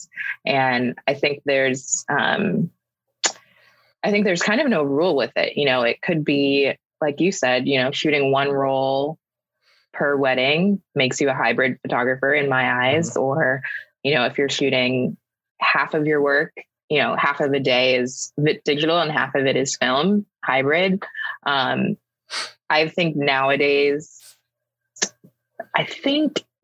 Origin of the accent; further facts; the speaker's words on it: Virginia, United States; moved away as an adult; now in Atlanta, United States; I'm born and raised in Virginia, right outside of D.C.